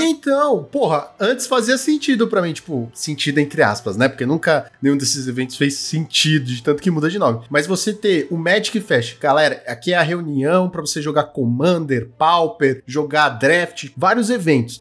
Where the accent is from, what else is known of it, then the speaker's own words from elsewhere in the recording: Brazil; Sou brasileiro